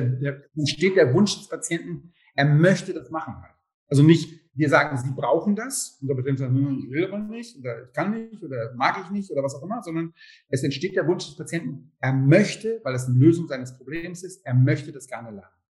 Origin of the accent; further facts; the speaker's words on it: Hamburg, Germany; moved away as an adult; also born or lived in Trier; now in Leipzig, Germany; wir kommen aus Hamburg, ich habe in Hamburg studiert